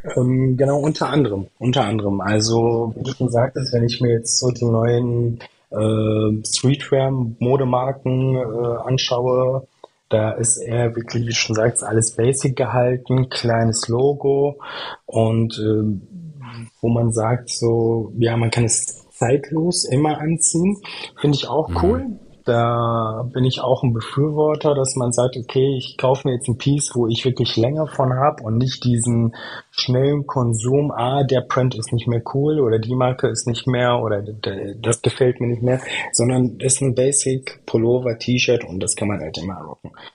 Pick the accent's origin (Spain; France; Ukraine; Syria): Syria; moved away as an adult; now in Germany; komme ursprünglich aus Syrien, bin zwar hier in Deutschland geboren, aber meine komplette Schulzeit und mein Leben habe ich halt bis 2012 in Syrien verbracht